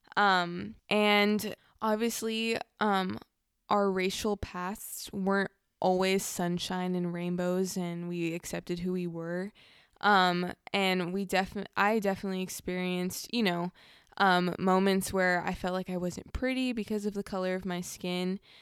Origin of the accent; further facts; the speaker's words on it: Southern California, United States; I definitely grew up in two very different, but very similar cultures, um, in Southern California